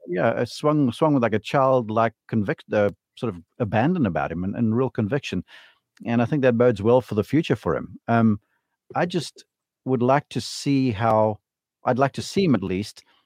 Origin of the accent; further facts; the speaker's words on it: South Africa; as a South African